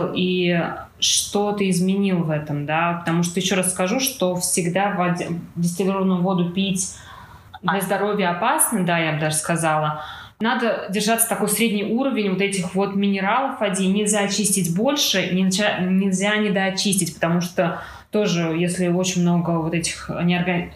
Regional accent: Moscow, Russia; Москва у нас большой город, откуда я родом

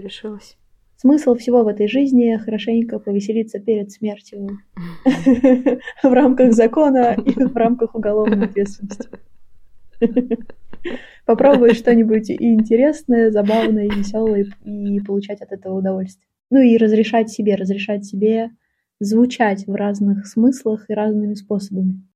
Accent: Saint Petersburg, Russia; Я родилась в Питере

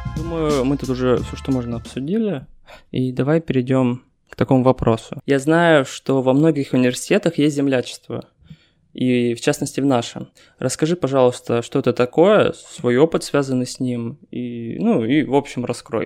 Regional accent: Kurgan, Kurgan Oblast, Russia; now in Yekaterinburg, Russia; я из Кургана

